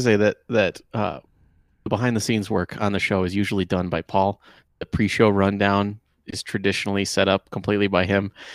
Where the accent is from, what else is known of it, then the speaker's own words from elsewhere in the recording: Michigan, United States; I grew up in Michigan